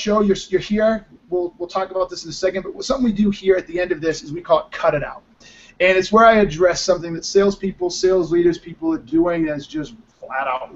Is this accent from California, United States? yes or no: no; Boston, Massachusetts, United States; now in Denver, United States; I'm from Boston and live in Denver now